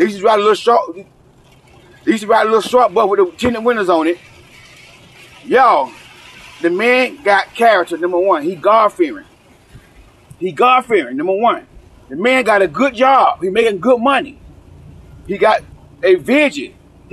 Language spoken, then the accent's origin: English; the South, United States; I may talk from the South because I'm from the South